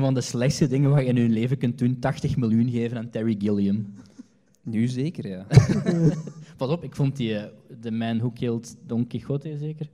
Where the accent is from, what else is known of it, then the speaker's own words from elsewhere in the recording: Hasselt, Flanders, Belgium; ik ben van Hasselt.